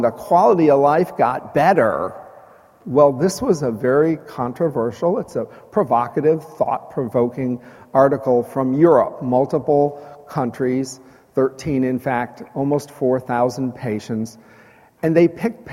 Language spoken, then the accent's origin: English; Chicago, Illinois, United States; now in Texas, United States; I grew up in Chicago